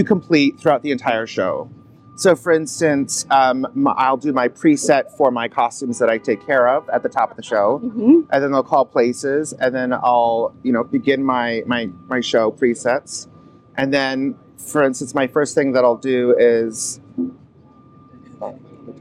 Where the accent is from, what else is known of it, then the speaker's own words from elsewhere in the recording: Inverness, Florida, United States; moved away as an adult; now in New York, United States; I grew up in Inverness, so then on the border of Inverness and Floral City